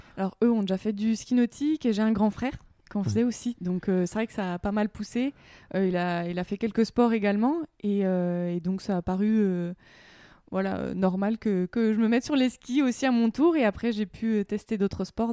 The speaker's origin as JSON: {"language": "French", "town": "Semur-en-Auxois", "region": "Bourgogne-Franche-Comté", "country": "France", "tie": "born or raised there", "said": "il y a un lac à côté de chez moi, à côté de ma ville natale, euh, semur en auxois"}